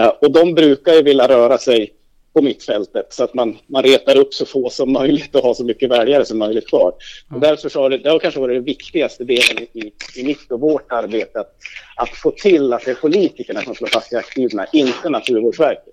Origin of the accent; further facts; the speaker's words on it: Hälsingland, Gävleborg County, Sweden; moved away; där jag kommer hem från hemma i Hälsingland